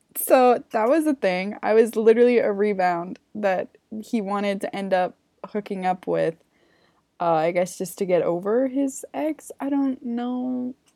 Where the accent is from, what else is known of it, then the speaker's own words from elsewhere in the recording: Canada; I'm from Canada